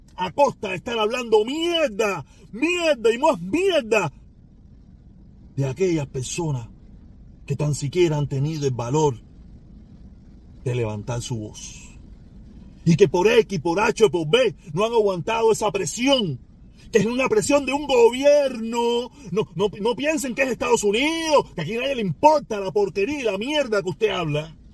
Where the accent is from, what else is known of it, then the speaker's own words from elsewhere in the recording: Cuba; moved away; soy cubano por los dos lados